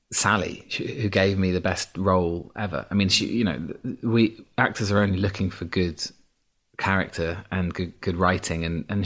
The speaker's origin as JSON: {"language": "English", "region": "Yorkshire and the Humber", "country": "United Kingdom", "accent": "Yorkshire", "said": "I had an accent. I had a strong Yorkshire accent till I was about um, 11, 12, yeah."}